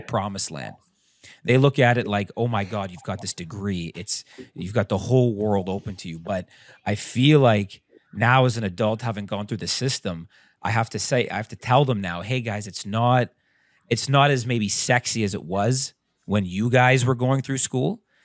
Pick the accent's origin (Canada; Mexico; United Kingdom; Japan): Canada; we're Canadian